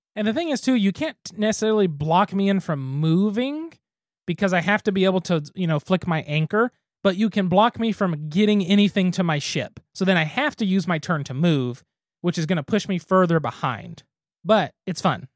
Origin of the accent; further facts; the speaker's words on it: Gary, Oklahoma, United States; my hometown does not need to be the capital of anything